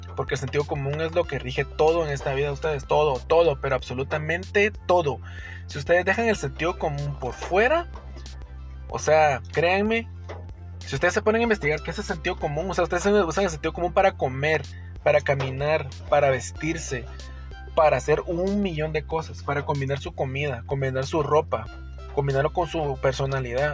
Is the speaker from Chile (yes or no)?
no; Guatemala; yo, ciudadano guatemalteco